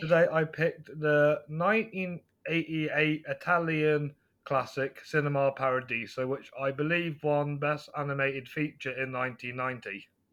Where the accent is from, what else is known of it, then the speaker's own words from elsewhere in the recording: near Stratford-upon-Avon, West Midlands, United Kingdom; I'm from England, uh, West Midlands, near Stratford upon Avon.